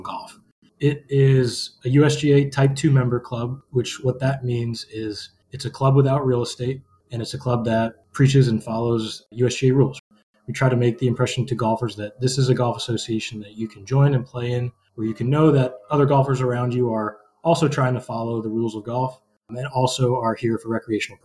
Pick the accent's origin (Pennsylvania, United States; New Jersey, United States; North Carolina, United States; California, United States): New Jersey, United States; I actually had worked in pizzerias before growing up in New Jersey